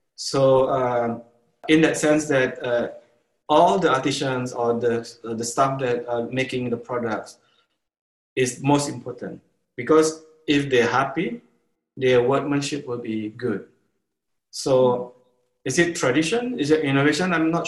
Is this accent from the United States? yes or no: no; Sumatra, Indonesia; born there; now in Bali, Indonesia; I live in Bali. I consider Bali is actually my home now. But like you said, I was born in Sumatra.